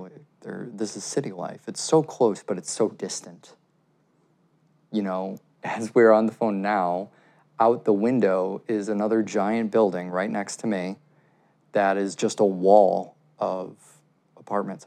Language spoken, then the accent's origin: English; Chicago, Illinois, United States; moved away; also born or lived in Brooklyn, New York; growing up in Chicago